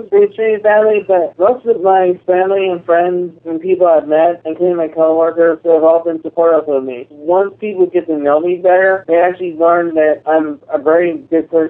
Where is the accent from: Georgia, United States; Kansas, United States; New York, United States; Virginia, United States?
Virginia, United States; Woodbridge; I'm from Woodbridge, Virginia.